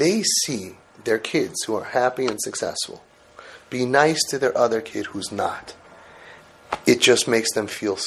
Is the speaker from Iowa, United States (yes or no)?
no; New York City, New York, United States; also born or lived in Brooklyn, New York; I'm also from Brooklyn, well, Forest Hills originally.